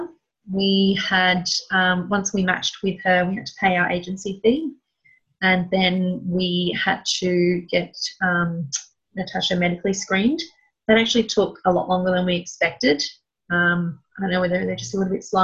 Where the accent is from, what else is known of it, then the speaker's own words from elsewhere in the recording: Melbourne, Victoria, Australia; I'm from Melbourne